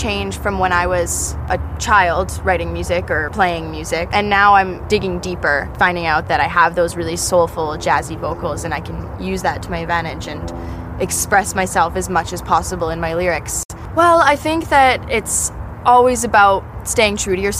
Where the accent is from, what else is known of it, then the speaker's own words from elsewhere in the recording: Cranbrook, British Columbia, Canada; I'm from Cranbrook, British Columbia in Canada. It's a really small, rural, mountain town.